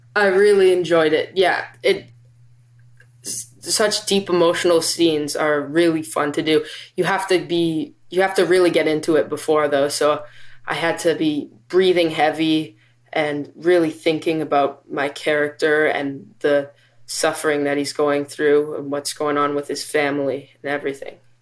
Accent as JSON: {"language": "English", "town": "Vancouver", "region": "British Columbia", "country": "Canada", "said": "I am from Vancouver, B C"}